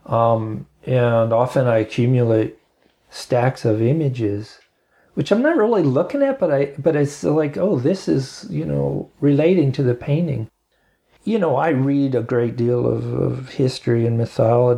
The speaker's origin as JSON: {"language": "English", "town": "Bethlehem", "region": "Pennsylvania", "country": "United States", "tie": "born or raised there", "moved": "yes", "lives_now": "Asheville, United States", "said": "I grew up in Bethlehem, Pennsylvania"}